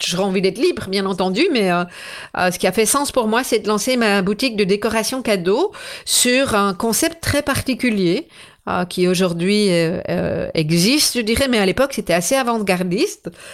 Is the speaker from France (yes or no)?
no; Belgium; chez nous en Belgique